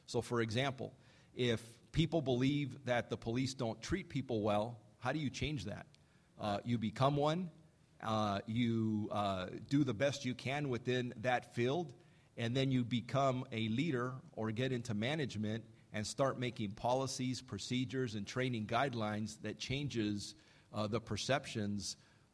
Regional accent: East Los Angeles, California, United States; I was born and I was raised in East Los Angeles

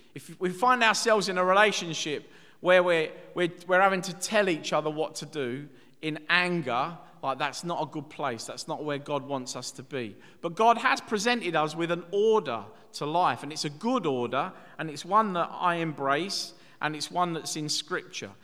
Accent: Dagenham, London, United Kingdom; growing up in Dagenham in the East End

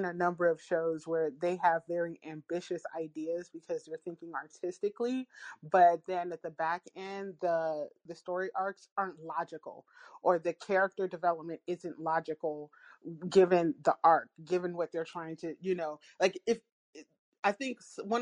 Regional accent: United States; as an American

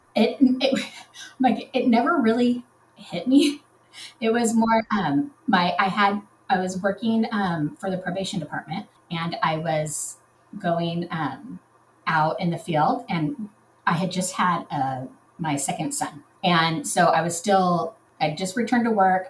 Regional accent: Southern California, United States; I'm from Southern California

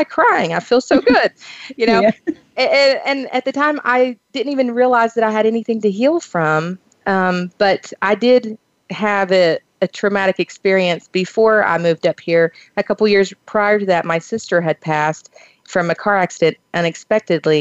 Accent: Kentucky, United States; I grew up in the Eastern Hills, the Appalachian Mountains of Eastern Kentucky

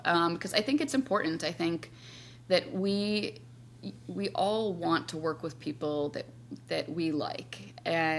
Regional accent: Wisconsin, United States; now in New York, United States; I live in New York now, but I grew up in Wisconsin

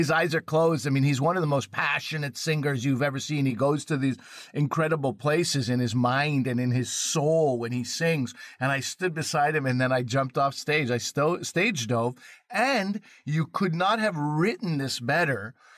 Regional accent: Quebec, Canada; I grew up in Quebec

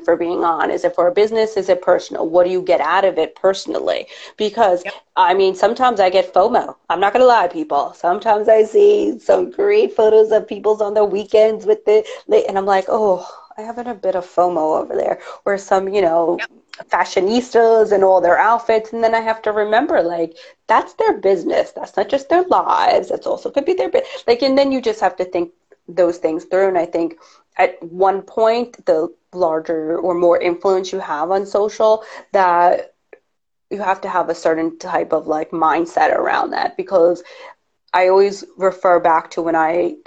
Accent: New York, United States; I'm a New Yorker

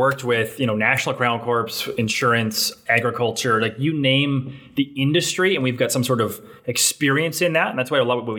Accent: Calgary, Alberta, Canada; also born or lived in New Brunswick; now in Regina, Canada; I'm born in New Brunswick, grew up in Calgary. I now married a woman from Regina. So I'm from Regina, Saskatchewan.

